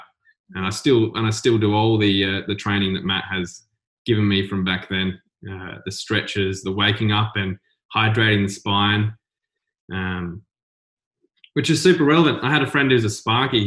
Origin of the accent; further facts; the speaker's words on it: South Coast, South Australia, Australia; growing up on the South Coast, it's kind of small. I think there was only 10,000 people when I was living there.